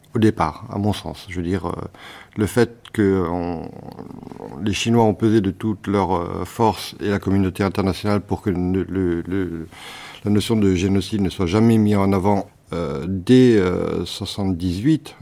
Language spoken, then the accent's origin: French; Cambodia; moved away; j'ai grandi euh, au Cambodge, dans un pays où on m'a reproché de ne pas être un pur Cambodgien